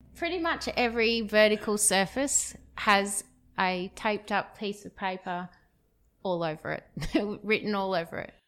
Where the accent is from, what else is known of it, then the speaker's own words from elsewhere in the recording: Perth, Western Australia, Australia; moved away as an adult; I'm from Perth, where we currently are, Perth, Western Australia